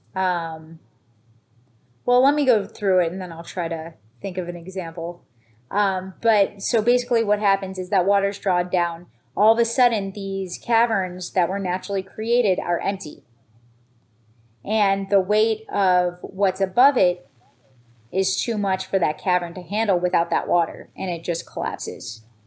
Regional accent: Niagara Falls, New York, United States; moved away; also born or lived in Florida; I grew up right near Love Canal

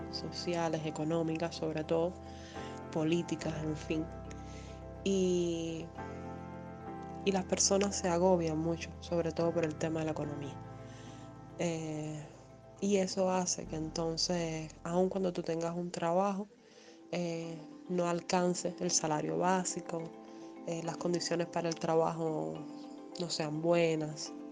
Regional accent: Cuba; tengo 29 años. Eh, soy cubana de nacimiento y de residencia. Resido en Cuba.

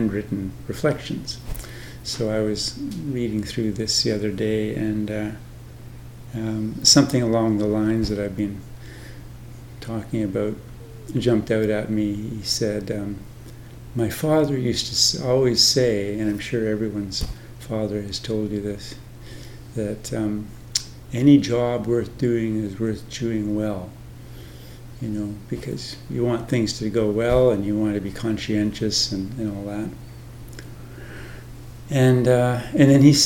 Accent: Canada; moved away as an adult; now in Thailand; I live in Thailand now, but I'm Canadian and was ordained in Canada and spent the bulk of my monastic life in Canada

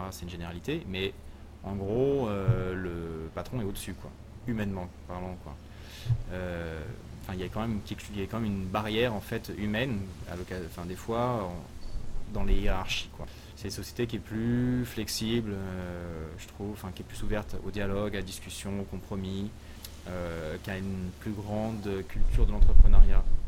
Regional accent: western suburbs of Paris, Île-de-France, France; moved away as an adult; also born or lived in Sherbrooke, Canada / Quebec City, Canada; now in Montreal, Canada; en fait je viens de Paris, je suis, euh, né en banlieue de, Paris, en l'Ouest

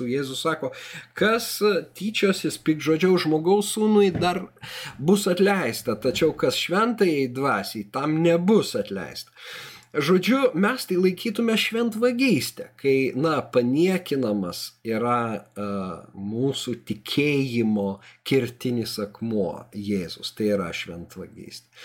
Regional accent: Lithuania; mes augom Sovietų Sąjungoje, mes negalėjom išvažiuoti jokią valstybę.

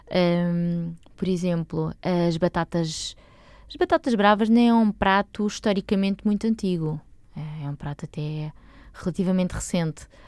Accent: Lisbon, Portugal; eu sou bicho de Lisboa. Ok. De toda a vida.

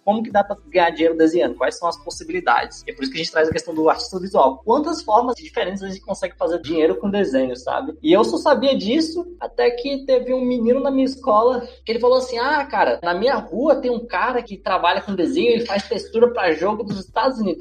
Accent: Brasília, Federal District, Brazil; eu não nasci em Brasília, mas eu fui criado em Brasília

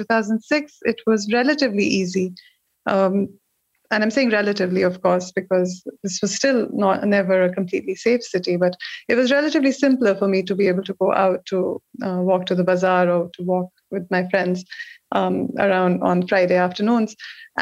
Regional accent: India; moved away as an adult; also born or lived in Kabul; I had come from India

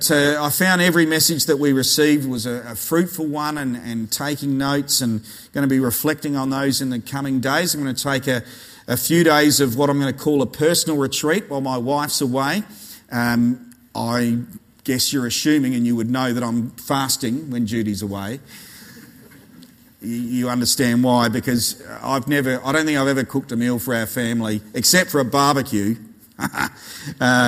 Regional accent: Australia

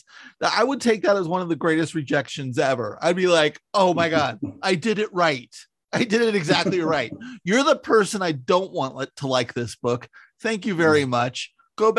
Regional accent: San Francisco, California, United States; I grew up in the San Francisco Bay Area

